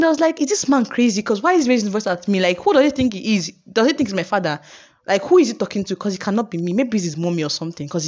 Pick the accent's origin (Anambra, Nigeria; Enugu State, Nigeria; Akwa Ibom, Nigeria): Akwa Ibom, Nigeria; Uyo; I'm from Uyo and I get people in Uyo